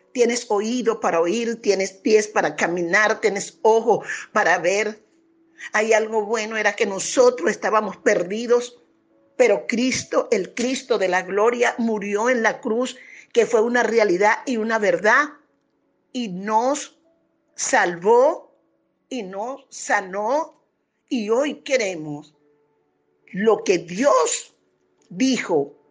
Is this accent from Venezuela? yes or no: yes; Venezuela; somos nosotros, pueblo venezolano